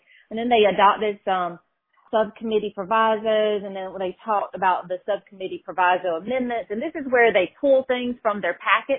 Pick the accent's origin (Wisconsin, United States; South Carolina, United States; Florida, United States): South Carolina, United States; Woodruff; I'm from Woodruff, which you all know, Scott has, that's his stomping grounds as well.